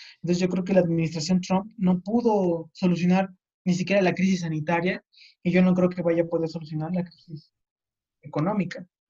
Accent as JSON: {"language": "Spanish", "country": "Mexico", "said": "nosotros como mexicanos"}